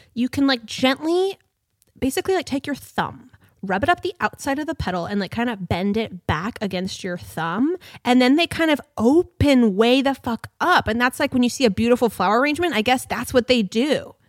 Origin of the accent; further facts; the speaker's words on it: San Juan Islands area, Washington, United States; moved away; Skagit Valley is the area you drive through to get to the ferry landing in Anacortes to come to my hometown